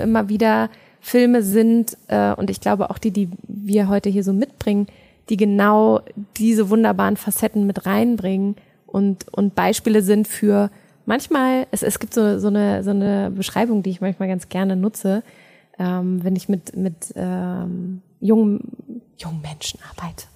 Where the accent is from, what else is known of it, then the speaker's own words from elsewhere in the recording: Germany; bei uns in Deutschland